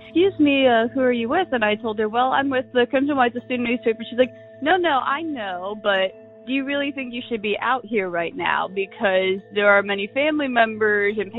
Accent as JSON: {"language": "English", "region": "Michigan", "country": "United States", "moved": "as an adult", "lives_now": "Tuscaloosa, United States", "said": "I'm originally from Michigan"}